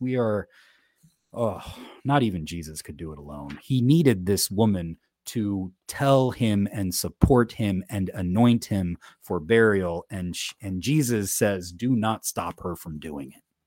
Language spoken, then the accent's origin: English; United States; I live in the United States. I'm an American.